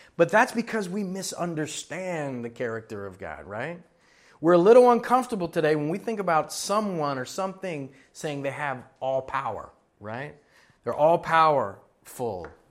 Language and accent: English; Florida, United States; moved away; also born or lived in Miami, Florida; I was born in Miami, Florida, grew up in Florida and several places up and down in Florida